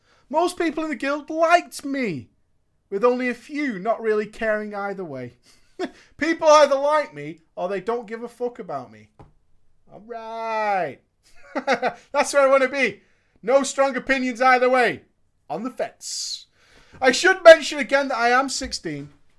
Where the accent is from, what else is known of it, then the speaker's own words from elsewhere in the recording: Florida, United States; I am from Florida. Florida hype.